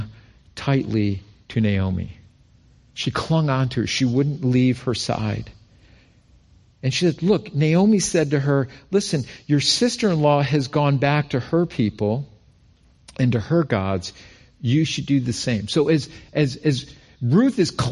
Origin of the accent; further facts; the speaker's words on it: Rochester, New York, United States; moved away as an adult; also born or lived in Albany, New York; we're both from Rochester